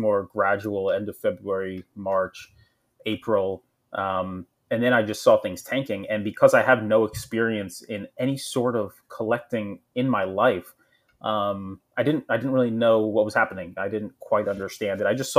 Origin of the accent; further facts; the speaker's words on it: New Jersey, United States; I grew up in Jersey